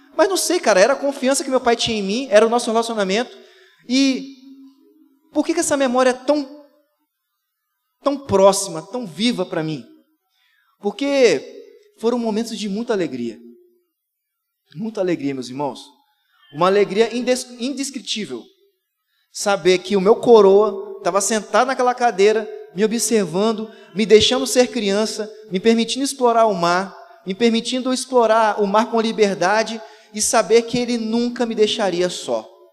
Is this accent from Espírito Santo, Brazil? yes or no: yes; Vila Velha, Espírito Santo, Brazil; eu sou de Vila Velha, cria de Vila Velha, do Ibis. E eu, a grande parte da minha infância, eu vivi indo pra praia